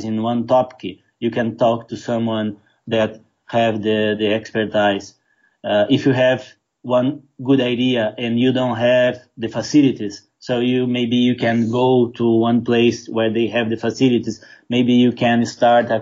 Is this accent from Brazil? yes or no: yes; Brazil; I'm from Brazil